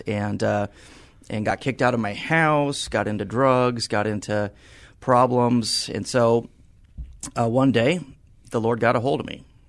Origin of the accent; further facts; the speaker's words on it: San Antonio, Texas, United States; I grew up in San Antonio, one of the rare San Antonians that you'll meet today that, uh, spent my whole life here